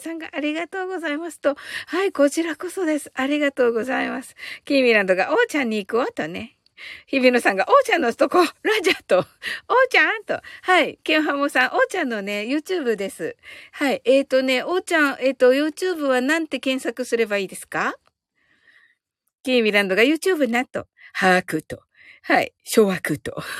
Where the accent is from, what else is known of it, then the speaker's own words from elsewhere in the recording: Kyushu, Japan; 私ってやっぱり九州人だから、あの、方言にはやっぱりちょっと強い